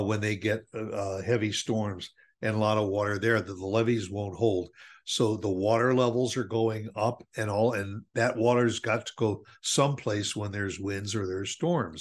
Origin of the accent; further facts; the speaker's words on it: Chicago, Illinois, United States; now in Dallas, United States; we grew up in Chicago